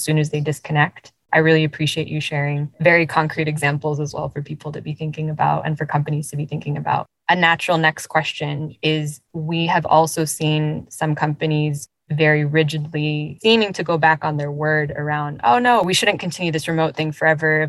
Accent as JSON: {"language": "English", "town": "Los Angeles", "region": "California", "country": "United States", "tie": "born or raised there", "said": "a daughter of immigrants myself growing up in the US. And even in a place that was as diverse as Los Angeles"}